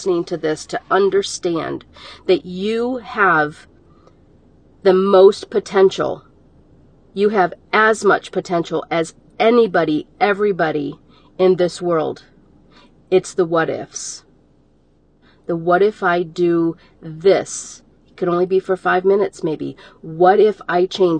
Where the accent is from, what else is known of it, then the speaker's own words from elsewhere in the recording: Detroit, Michigan, United States; I'm a girl from Detroit, Michigan, that I lived, if you want to say, on the wrong side of the tracks